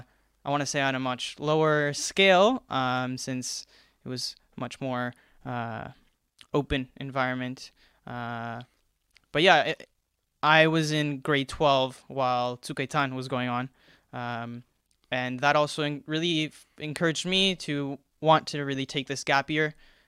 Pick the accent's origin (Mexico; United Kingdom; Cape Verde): Mexico; also born or lived in Toronto, Canada; now in Israel; So I'm originally from Mexico, and then I moved to Canada. And so I made Aliyah from Canada.